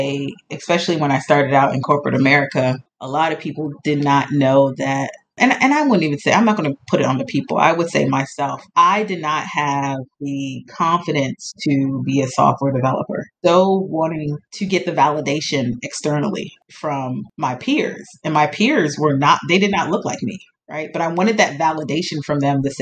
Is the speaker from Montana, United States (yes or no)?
no; Montgomery County, Maryland, United States; I grew up in Maryland, in Montgomery County, Maryland